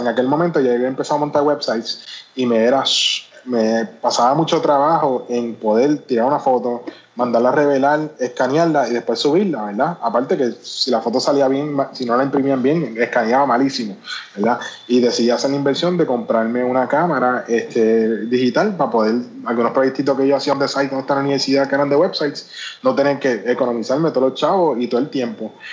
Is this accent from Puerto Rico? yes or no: yes; Puerto Rico; moved away; also born or lived in United States; como puertorriqueño